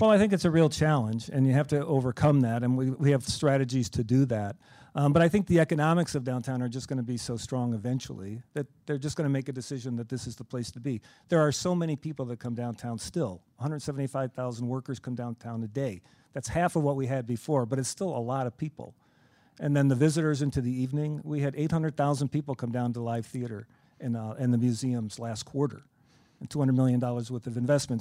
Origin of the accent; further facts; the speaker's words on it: Chicago, Illinois, United States; we're all from Chicagoland